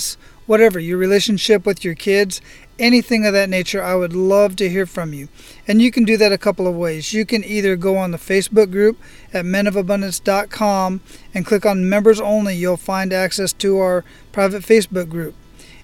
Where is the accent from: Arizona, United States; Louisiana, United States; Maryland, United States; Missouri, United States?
Arizona, United States; Phoenix; now in Oahu, United States; I grew up in Phoenix, Arizona